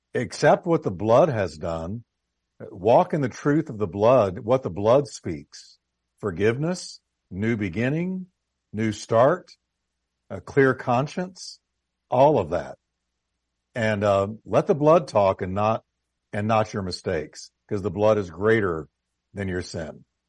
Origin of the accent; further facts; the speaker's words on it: United States; I've grown up here as as you have. I'm I'm American head to toe.